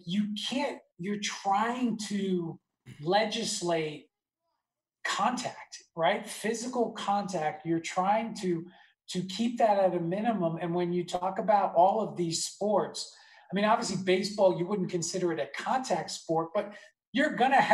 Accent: Nassau County, Long Island, New York, United States; I grew up in Nassau County, which is on Long Island

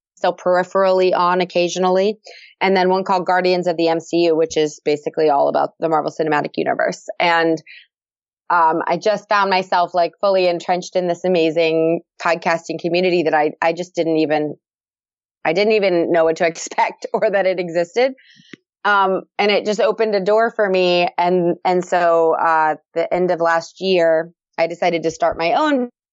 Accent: Florida, United States; moved away as an adult; I live in Florida. Um, I've lived here for, well, I grew up here, actually

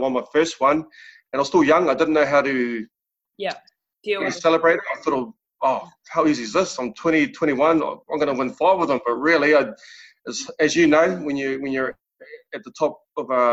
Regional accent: Wainuiomata, Wellington, New Zealand; I was brought up in Wanu Omata, a small town in Wellington

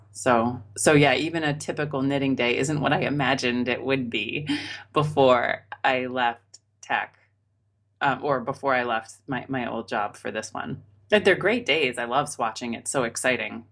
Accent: Maine, United States; now in Boston, United States; I grew up in Maine, which is quite cold

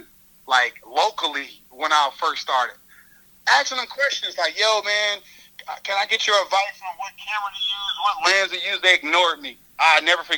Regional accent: Carbondale, Illinois, United States; moved away; I come from Carbondale, Illinois

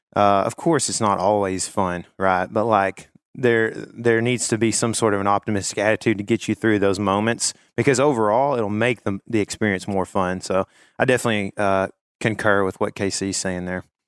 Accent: Northeast Texas, United States; I am also from Northeast Texas

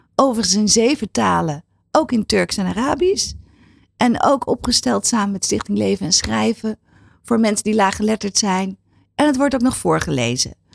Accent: Netherlands; wij als Nederlander

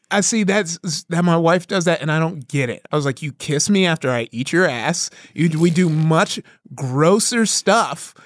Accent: Compton, California, United States; also born or lived in Downey, California; I grew up in Compton

